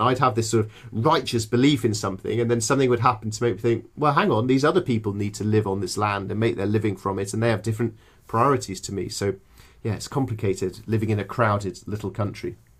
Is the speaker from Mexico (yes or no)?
no; English countryside, England, United Kingdom; I grew up in the English countryside